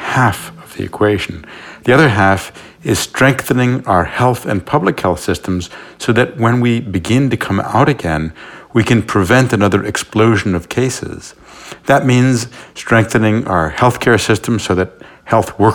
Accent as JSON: {"language": "English", "town": "New York City", "region": "New York", "country": "United States", "tie": "born or raised there", "said": "I was born in New York City"}